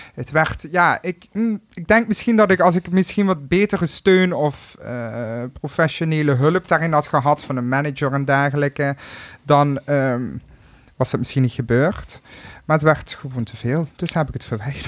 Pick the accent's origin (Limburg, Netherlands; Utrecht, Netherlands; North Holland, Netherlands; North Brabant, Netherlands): Limburg, Netherlands; accent: Limburg; mijn accent